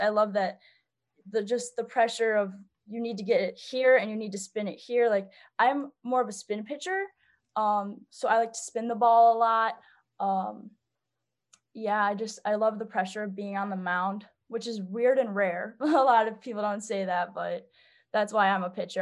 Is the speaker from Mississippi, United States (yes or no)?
no; St. Charles, Illinois, United States; I'm from Saint Charles, Illinois. It's a suburb, um, west of Chicago